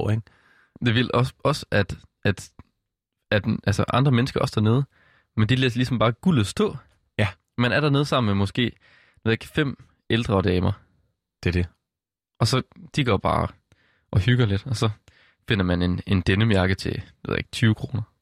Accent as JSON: {"language": "Danish", "town": "Struer", "region": "Central Denmark Region", "country": "Denmark", "said": "i Struer, hvor jeg kommer"}